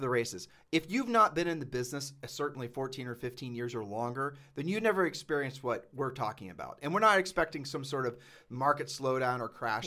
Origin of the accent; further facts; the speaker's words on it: Ohio, United States; moved away; I'm just a poor kid from Ohio